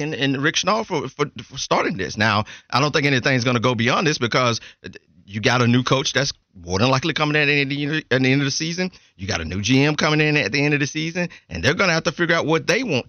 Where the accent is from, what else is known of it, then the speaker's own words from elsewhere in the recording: Georgia, United States; now in Charlotte, United States; I'm from Georgia.